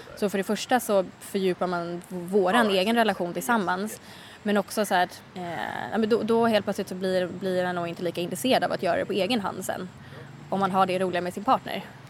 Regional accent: Sweden; moved away as an adult; min familj och mina vänner hemma i Sverige.

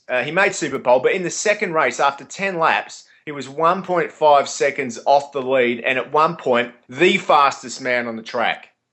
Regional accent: Australia; us Australians speaking as Australian

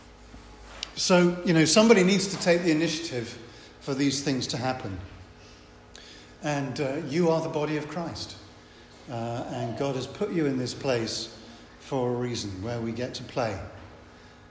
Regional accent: England, United Kingdom; I'm English.

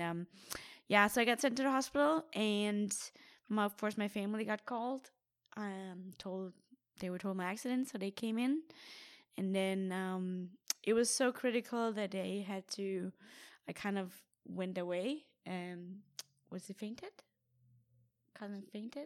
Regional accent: Denmark; my triathlon club in Denmark, in my hometown

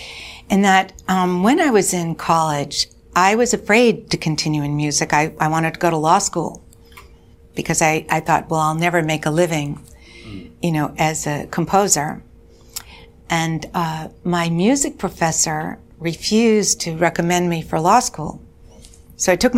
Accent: Quincy, Massachusetts, United States; moved away; also born or lived in New York; I grew up just outside of Boston.

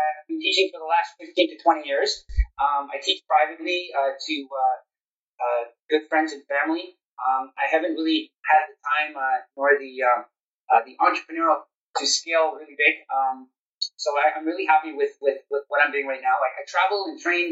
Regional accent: Toronto, Ontario, Canada; also born or lived in Stouffville, Canada; I'm born and raised in Toronto, Canada.

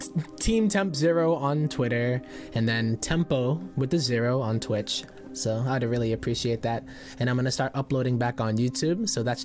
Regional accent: United States; Even as an American man

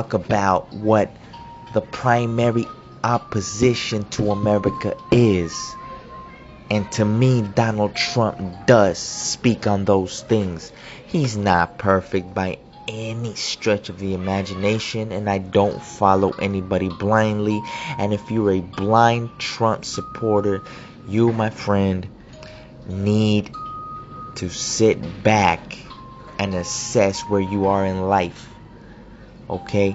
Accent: United States; I am also an American. A proud American, because this country has allowed for a better life for my parents

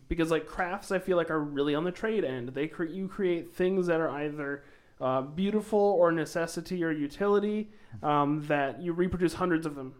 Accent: Sioux Falls, South Dakota, United States; also born or lived in Montrose, South Dakota; I was technically born in Sioux Falls

